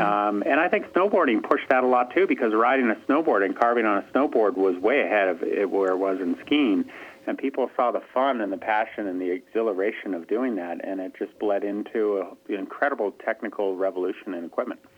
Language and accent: English; Stowe, Vermont, United States; I'm from there. I'm from Stowe, Vermont